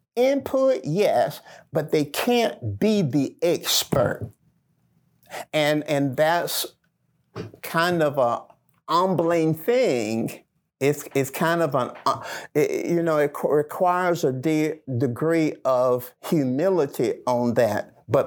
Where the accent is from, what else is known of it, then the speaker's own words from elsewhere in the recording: the South, United States; I grew up in the Black Belt where Jim Crow laws were still being practiced. My grandparents were sharecroppers. Picking cotton was a way of life for us.